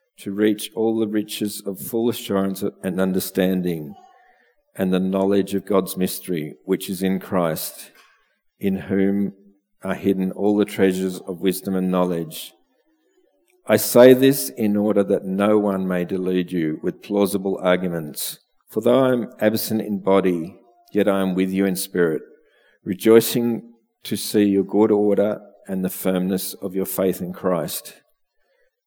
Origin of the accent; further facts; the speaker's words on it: Melbourne, Victoria, Australia; now in Bendigo, Australia; I grew up in Melbourne, although I would have liked to have grown up in the country